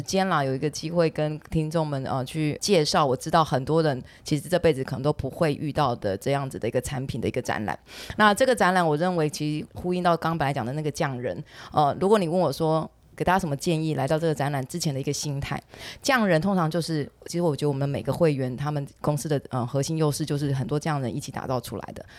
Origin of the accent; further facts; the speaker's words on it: Taiwan; 我们身为台湾人